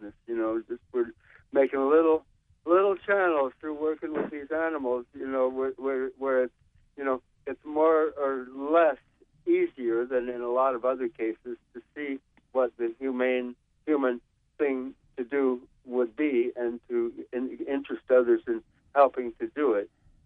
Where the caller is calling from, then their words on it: New York City, New York, United States; I'm calling from Brooklyn.